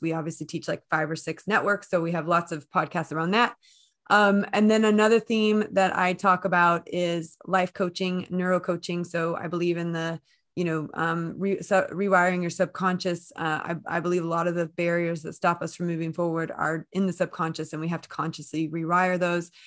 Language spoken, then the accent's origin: English; United States; accent: American; moved away as an adult; now in United Kingdom; I'm based in the U K, despite my American accent